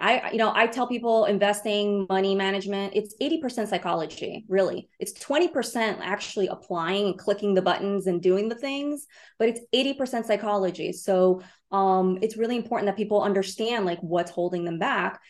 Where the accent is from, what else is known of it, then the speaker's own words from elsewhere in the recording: Brazil; now in New York City, United States; I'm an immigrant. I was born in Brazil